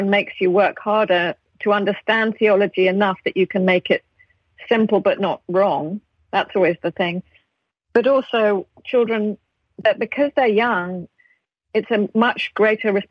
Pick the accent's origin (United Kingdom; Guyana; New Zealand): United Kingdom; accent: British; I might. If I was really trying to be very British, I would say I should like to have a sandwich.